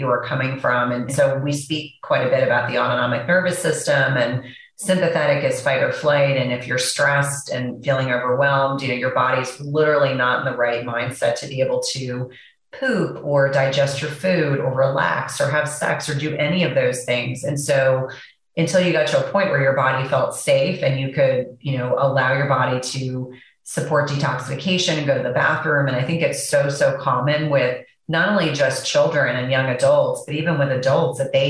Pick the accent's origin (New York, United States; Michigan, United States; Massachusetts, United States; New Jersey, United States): New Jersey, United States; I know we grew up in the same area of New Jersey